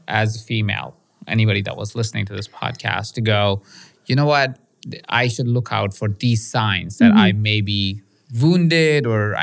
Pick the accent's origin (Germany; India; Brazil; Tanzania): India; moved away; I was born in India